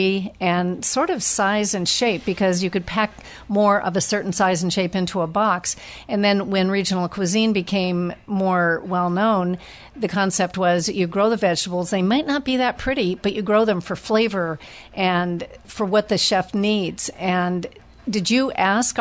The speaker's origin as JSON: {"language": "English", "area": "San Francisco Bay Area", "region": "California", "country": "United States", "tie": "born or raised there", "moved": "yes", "said": "I grew up in the Bay Area"}